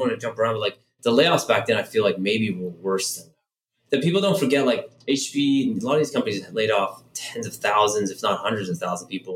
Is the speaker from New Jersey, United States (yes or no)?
no; San Francisco, California, United States; I was born in San Francisco